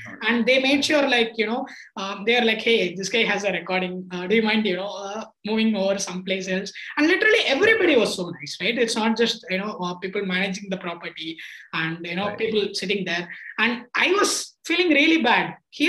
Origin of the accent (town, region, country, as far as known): Tiruchirappalli, Tamil Nadu, India; born or raised there